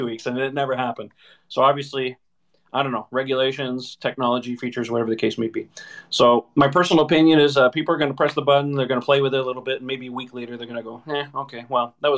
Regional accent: Canada; I'm Canadian as well

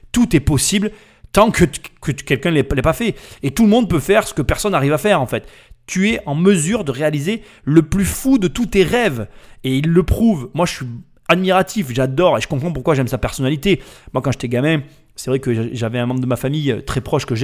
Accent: Bobigny, Île-de-France, France; Moi, j'ai grandi euh, à Bobigny.

